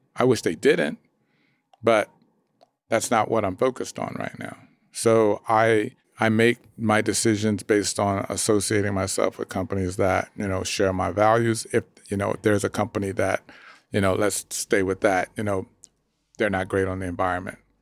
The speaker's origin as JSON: {"language": "English", "town": "Dallas", "region": "Texas", "country": "United States", "tie": "born or raised there", "said": "I grew up in Dallas"}